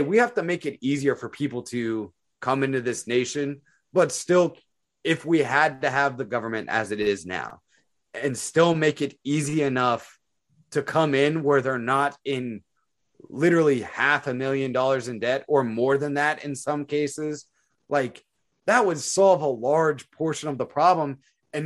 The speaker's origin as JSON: {"language": "English", "town": "Phoenix", "region": "Arizona", "country": "United States", "tie": "born or raised there", "said": "I grew up in Phoenix, Arizona"}